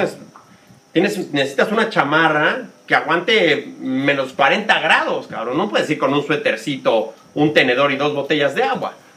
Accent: Mexico City, Mexico; born or raised there; moved away as an adult; also born or lived in United States / Spain

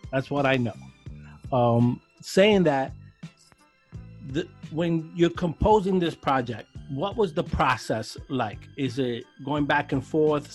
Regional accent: New York City, New York, United States; I'm from Sunset Park

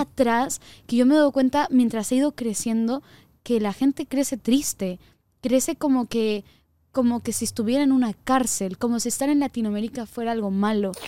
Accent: Peru; yo soy peruano

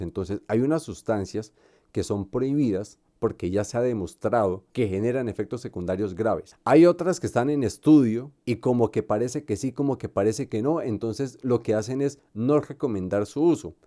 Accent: Colombia; como colombianos no podemos olvidar

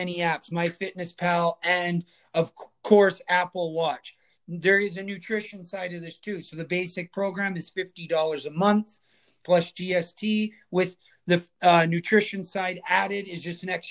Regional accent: Edmonton, Alberta, Canada; I've been going since I was 1 year old here in Edmonton

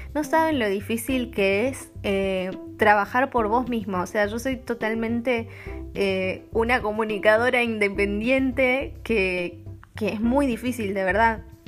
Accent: Argentina; now in Copenhagen, Denmark; siendo una argentina viviendo en Copenhague

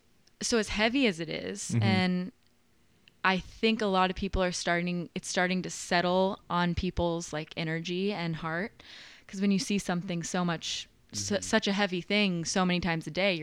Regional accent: Nashville, Tennessee, United States; So I grew up here okay. in Nashville, just over in like Oak Hill.

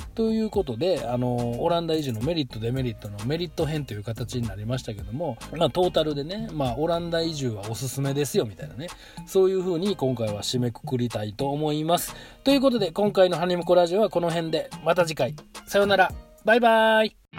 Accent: Japan; moved away as an adult; now in Netherlands; 僕も日本で生まれ育ったし

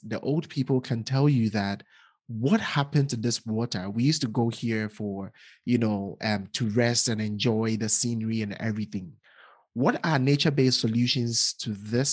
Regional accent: Ghana; I'm from Ghana

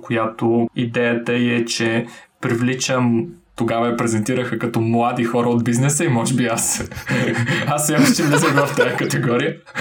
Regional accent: Varna, Varna Province, Bulgaria; moved away; Варна. Съм при а, моя роден град.

